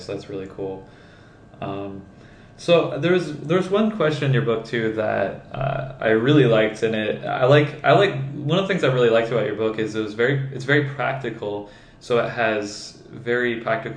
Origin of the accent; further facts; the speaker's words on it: Michigan, United States; I'm from Michigan, so it's cold